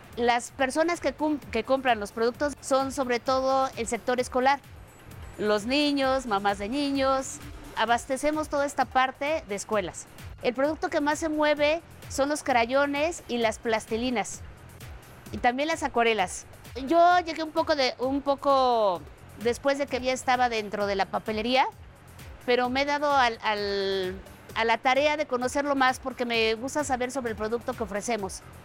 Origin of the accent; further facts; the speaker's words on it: Mexico; como mexicana